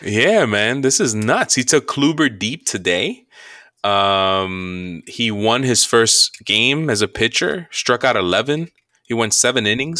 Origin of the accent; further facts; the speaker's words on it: New York, United States; We're, we're from New York. We're first generation Americans, uh, Dominican parents